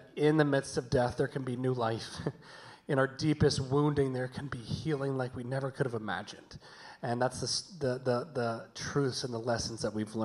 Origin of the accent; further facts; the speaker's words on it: the South, United States; moved away; we're from the South, hence the y'alls you may have heard